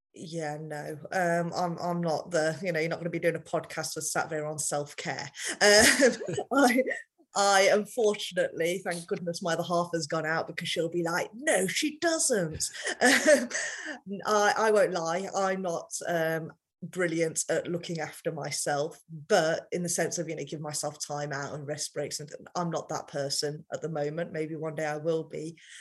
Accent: United Kingdom; I've grown up in a culture as British as I am, I'm still very Indian

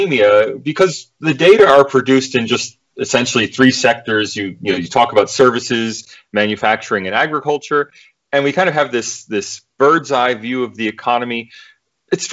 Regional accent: United States; now in Australia; I'm an American in Australia

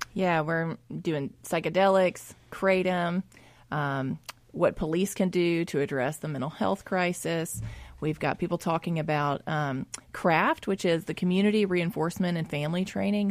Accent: Jackson, Mississippi, United States; I grew up in West Jackson

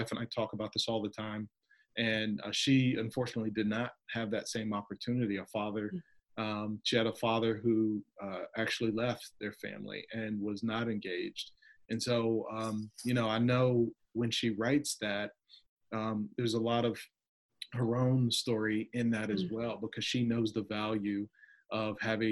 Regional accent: Virginia Beach, Virginia, United States; I grew up in the Hampton Roads, Virginia area, Virginia Beach, Virginia area, and really had a really great upbringing.

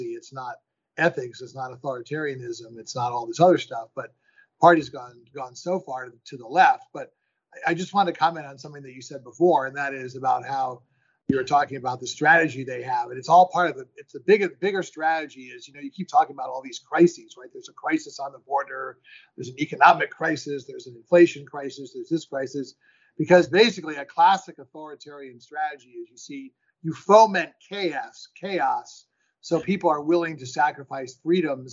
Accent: New York City, New York, United States; now in Hillsborough, United States; I'm born and raised in Manhattan, but I've been a California boy for quite a while

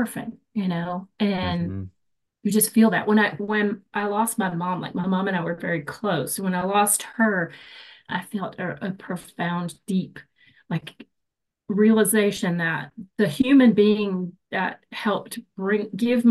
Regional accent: Morristown, Tennessee, United States; moved away as an adult; also born or lived in Florida / Tri-Cities, Tennessee; I grew up in Morristown, but in the Tri-Cities area now

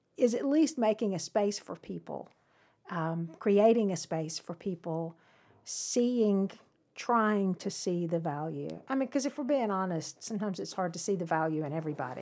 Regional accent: Cumming, Georgia, United States; I grew up in Cumming.

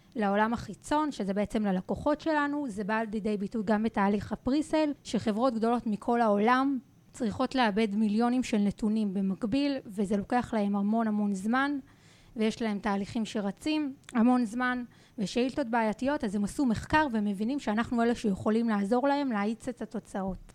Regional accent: Rehovot, Central District, Israel; moved away as an adult; now in Jerusalem, Israel; גדלתי והתחנכתי ברחובות

